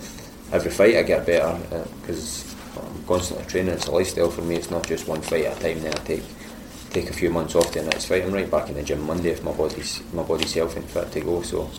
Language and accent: English; Zagreb, City of Zagreb, Croatia; fighting in the UFC, top organisation in the world, and then fighting in my hometown and registering a knockout in front of the country